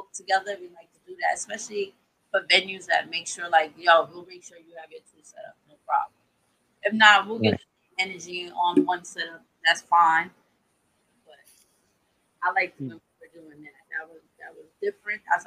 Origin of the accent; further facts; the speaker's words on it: New York City, New York, United States; I'm from the Boogie Down Bronx